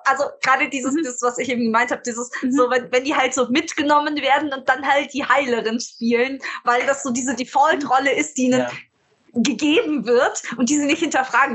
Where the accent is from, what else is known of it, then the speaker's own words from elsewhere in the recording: Munich, Bavaria, Germany; ich komme ja aus München